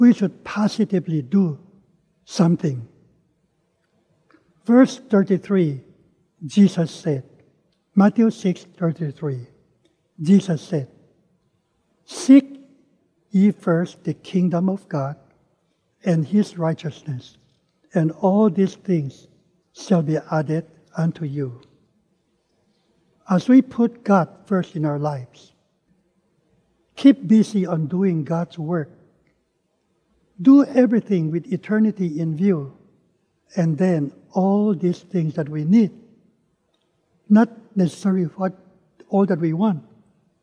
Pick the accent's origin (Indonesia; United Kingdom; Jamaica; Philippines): Philippines; moved away as an adult; also born or lived in Manila / Dallas; growing up in the Philippines